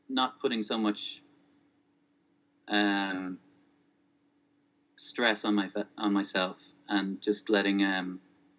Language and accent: English; Ireland; also born or lived in Spokane, Washington, United States; until I was 8, I grew up in Spokane, Washington. And then we moved to Ireland in 1998, and I've been here since.